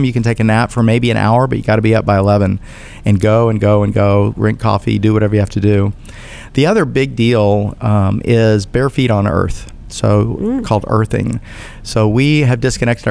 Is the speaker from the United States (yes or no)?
yes; United States; I'm an American